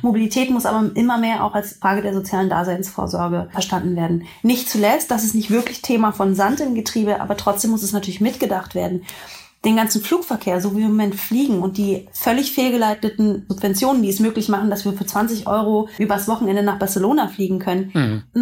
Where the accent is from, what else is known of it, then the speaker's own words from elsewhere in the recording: Berlin, Germany; Ich bin ja auch Berlinerin.